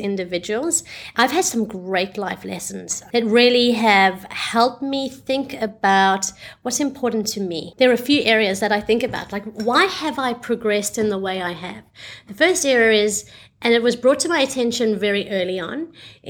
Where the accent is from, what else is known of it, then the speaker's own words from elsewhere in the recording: South Africa; moved away as an adult; also born or lived in Australia; now in Singapore; I was born in South Africa